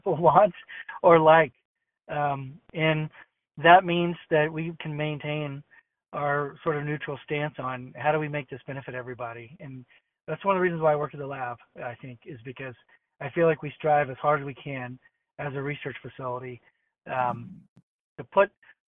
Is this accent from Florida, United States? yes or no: no; Austin, Texas, United States; moved away; my hometown in Austin. You know, that's my hometown.